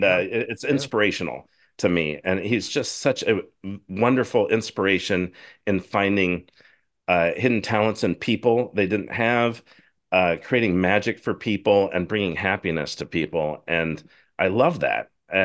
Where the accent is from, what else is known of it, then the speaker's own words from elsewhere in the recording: Washington, United States; I grew up in Northern Washington State, and we had Canadian channels, TV channels is what we got on our antenna.